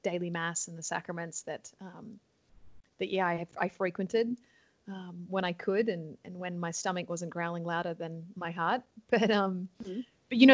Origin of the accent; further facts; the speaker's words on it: Sydney, New South Wales, Australia; accent: Australian; moved away as an adult; also born or lived in New York, United States; now in Toronto, Canada; I am born and raised from Sydney, Australia.